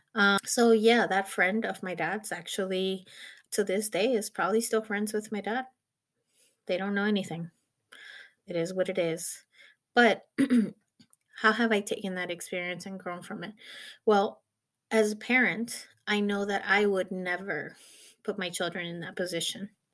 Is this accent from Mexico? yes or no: yes; Mexico; moved away; I actually was born in Mexico and I grew up in Mexico